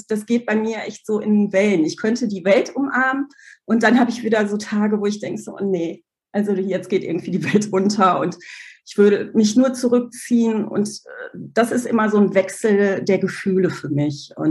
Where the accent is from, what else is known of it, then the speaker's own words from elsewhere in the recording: Germany; also born or lived in Poland; Ich komme aus Polen, mit zwei Jahren nach Deutschland gekommen und ich komme eigentlich aus einer klassischen Arbeiterfamilie.